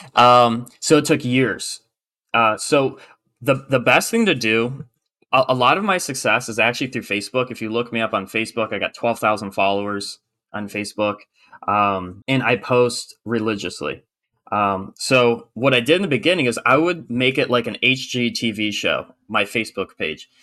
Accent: Michigan, United States; born or raised there; moved away as an adult; now in South Carolina, United States

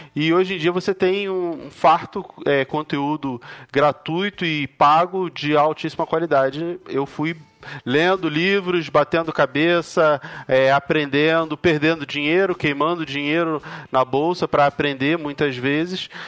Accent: Rio de Janeiro, Brazil; now in São Paulo, Brazil; Eu moro em São Paulo hoje, mas eu, eu nasci e fui criado lá no Rio de Janeiro

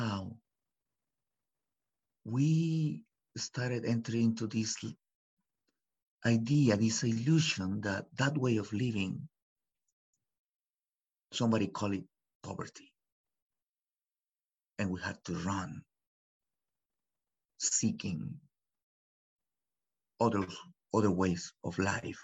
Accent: Mexico; English is a second language; moved away as an adult; also born or lived in Los Angeles; now in United States; I was born in Los Angeles back in 76. And I was taken to Mexico. My story is backwards, actually. So I was taken to Mexico when I was 6 months old. And I grew up there until I was 22. I did my whole life in Mexico, in a little village, no more than 100 people

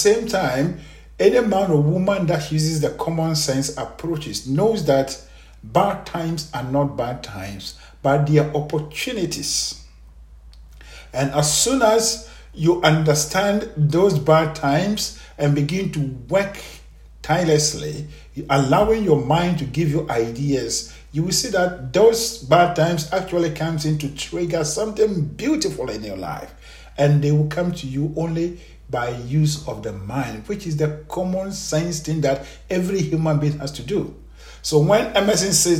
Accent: Ghana; I am a Ghanaian, born and raised in Ghana.

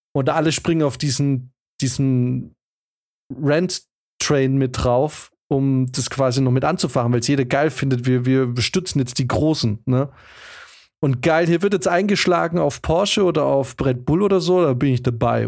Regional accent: Germany; als Deutsche

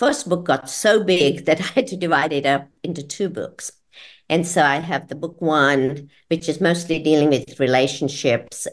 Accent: India; also born or lived in Georgia, United States; now in Florida, United States; being an Indian

